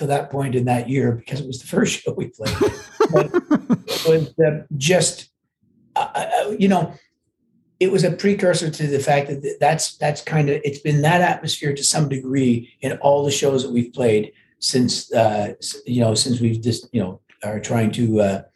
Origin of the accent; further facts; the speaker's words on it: Canada; I'm Canadian, right? They can figure out from my outrageous accent.